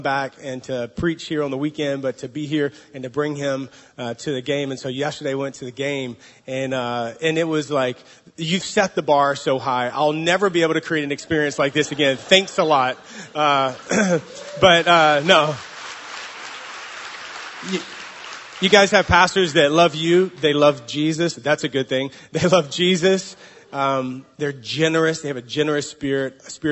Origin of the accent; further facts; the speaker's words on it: the South, United States; now in San Francisco, United States; We're from the South in the States